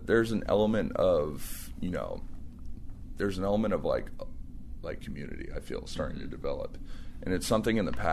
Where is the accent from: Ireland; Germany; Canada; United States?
United States; Sonora, California; moved away as an adult; now in Sacramento, United States; my hometown in Sonora